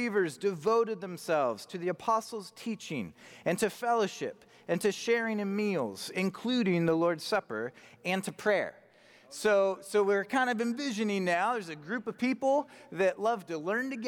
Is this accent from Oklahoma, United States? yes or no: no; Spokane, Washington, United States; also born or lived in Montana; I was born in Montana. I was raised in Spokane